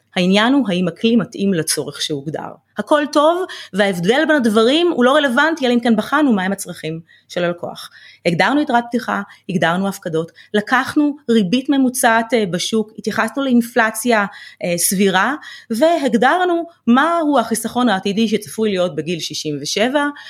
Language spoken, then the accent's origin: Hebrew; Ramla, Central District, Israel; גדלתי אה, ברמלה